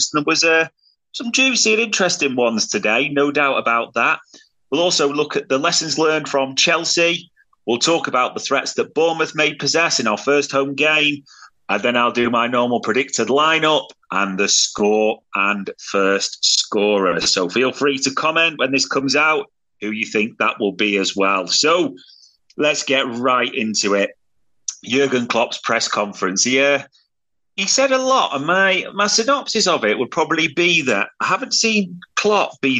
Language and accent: English; Germany; Happy to have Endo. I'm from Germany. I watch a lot of the Bundesliga.